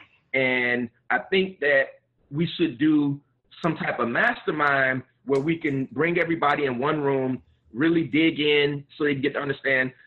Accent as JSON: {"language": "English", "town": "Miami", "region": "Florida", "country": "United States", "tie": "born or raised there", "said": "I'm a Miami boy, born and raised in Miami"}